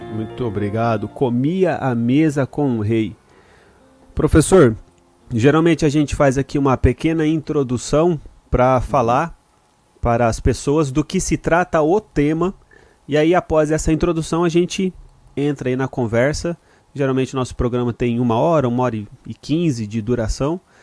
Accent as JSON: {"language": "Portuguese", "country": "Brazil", "moved": "yes", "lives_now": "Japan", "said": "Nós brasileiros"}